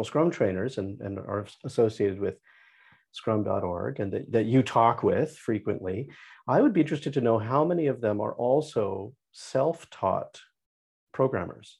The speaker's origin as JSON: {"language": "English", "region": "Saskatchewan", "country": "Canada", "tie": "born or raised there", "also_born_or_lived": "northern Alberta / Toronto, Ontario / Arizona / Florida", "moved": "yes", "lives_now": "London, Ontario, Canada", "said": "I grew up in Saskatchewan in the prairies"}